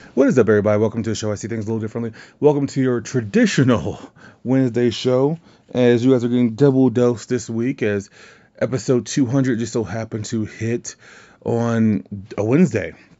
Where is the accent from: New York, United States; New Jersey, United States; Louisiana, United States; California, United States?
Louisiana, United States; I'm from Louisiana